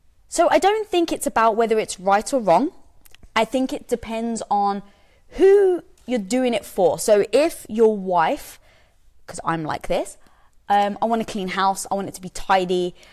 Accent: United Kingdom; I'm British, we don't get that joke.

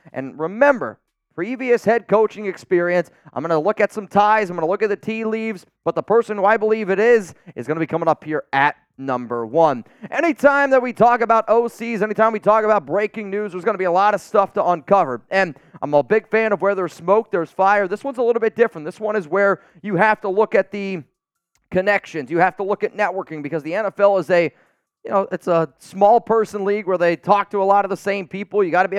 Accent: Pennsylvania, United States; now in Dallas, United States; Growing up in Pennsylvania

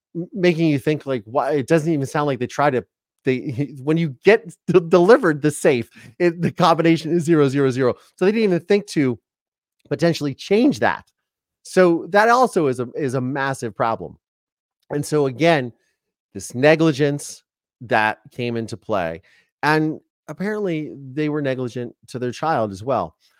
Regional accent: Ohio, United States; I'm from Ohio

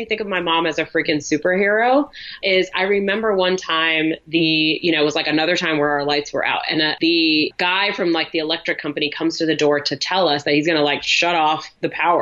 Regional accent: New York City, New York, United States; I grew up in New York City.

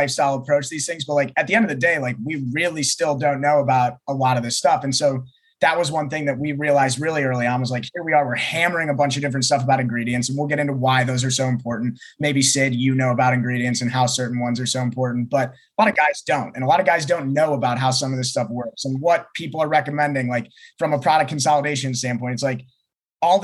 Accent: Ohio, United States; now in Los Angeles, United States; I grew up in Ohio.

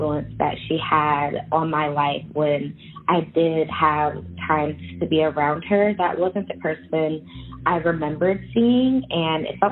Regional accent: Charlotte, North Carolina, United States; born or raised there

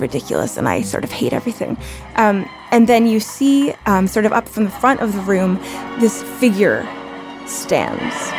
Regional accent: Canada; moved away as an adult; now in United States; I am Canadian

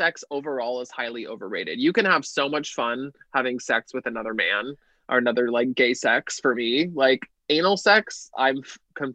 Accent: Toronto, Ontario, Canada; now in Los Angeles, United States; I'm from Toronto. I currently live in Los Angeles.

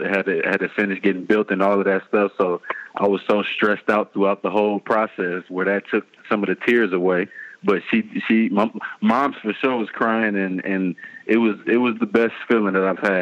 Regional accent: East Palo Alto, California, United States; I'm from East Palo Alto

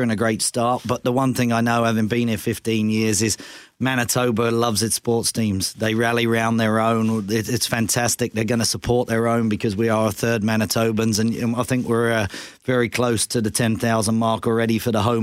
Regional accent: England, United Kingdom; now in Canada; I grew up in England

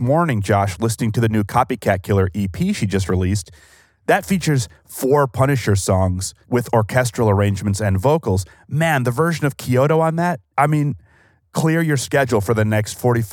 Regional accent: Chicago, Illinois, United States; moved away; joining from my hometown and the city of wind

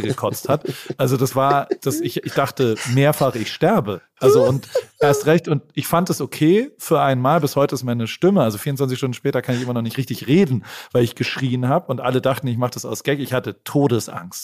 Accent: Germany; accent: German; moved away as an adult; now in United States; ich habe auch noch einen ganz, ganz krassen deutschen Akzent

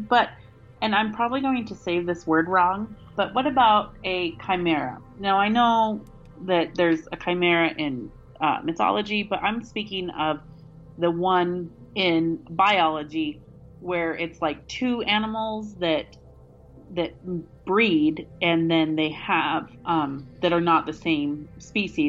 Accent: Wyoming, United States; in landlocked Wyoming

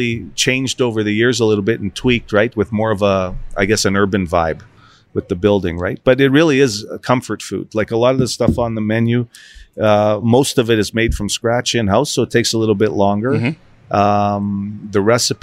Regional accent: Winnipeg, Manitoba, Canada; I grew up in the West End and so did my cousin

